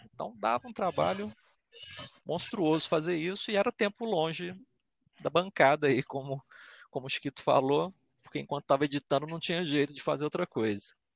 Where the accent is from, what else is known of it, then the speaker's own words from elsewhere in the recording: Belo Horizonte, Minas Gerais, Brazil; accent: belo-horizontino / mineirês; Nascido e criado aqui em é, Belo então. Horizonte, capital mesmo